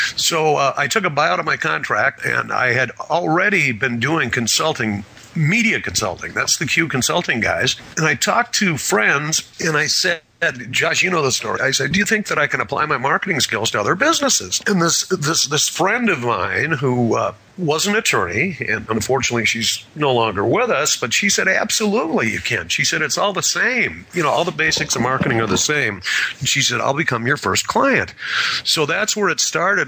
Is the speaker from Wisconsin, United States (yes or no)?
yes; Wisconsin, United States; moved away; I grew up in Wisconsin